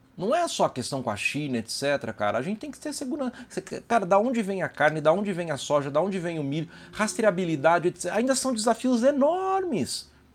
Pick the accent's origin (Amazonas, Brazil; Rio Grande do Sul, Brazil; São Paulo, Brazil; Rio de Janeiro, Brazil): São Paulo, Brazil; São Carlos; moved away as an adult; now in São José dos Campos, Brazil; sou de São Carlos, apesar de morar em São José dos Campos